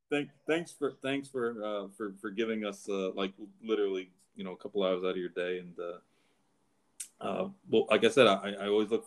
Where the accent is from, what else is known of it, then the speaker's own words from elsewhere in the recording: Saratoga Springs, New York, United States; also born or lived in Kentucky / New Jersey; No, I, I'm actually from Saratoga, but um, you know, I bounced around. I, I left Kentucky and, I, and I, I, was in New Jersey for like four years.